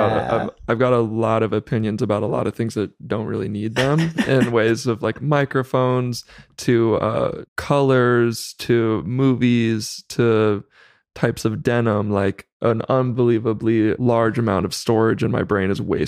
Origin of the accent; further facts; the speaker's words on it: Chowchilla, California, United States; I grew up in Central Valley of California. So in a small town near Fresno called Chowchilla.